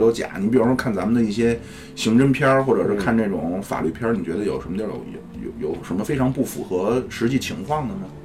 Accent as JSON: {"language": "Chinese", "country": "China", "said": "我们中国人"}